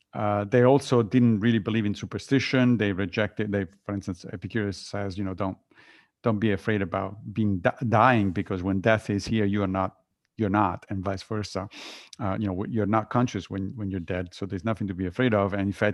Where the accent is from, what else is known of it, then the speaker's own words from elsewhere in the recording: Italy; So I grew up within a religion. I grew up Catholic in Italy, but I left the religion when I was in high school because lots of things didn't make any sense.